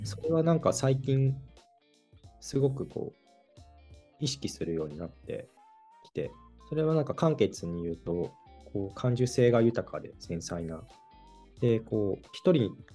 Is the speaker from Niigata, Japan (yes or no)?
yes; Niigata, Japan; 生まれ育った新潟の原風景